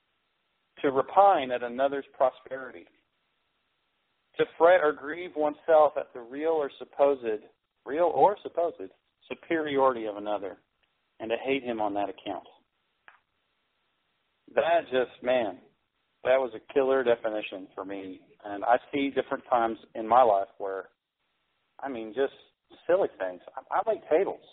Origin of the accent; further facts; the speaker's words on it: United States; I'm American